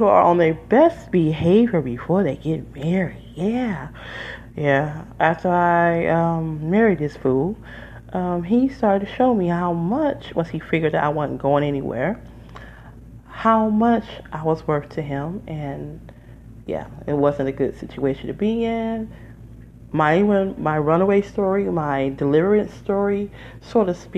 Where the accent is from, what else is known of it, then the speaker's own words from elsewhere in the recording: Detroit, Michigan, United States; now in New Jersey, United States; I'm from Detroit, Michigan originally, but I lived there 20 years